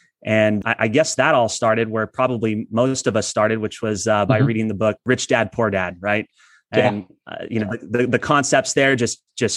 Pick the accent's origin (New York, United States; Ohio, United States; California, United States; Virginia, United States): California, United States; Imperial Valley, Southern; I'm originally from Southern California. I grew up in a community called Imperial Valley, which is east of San Diego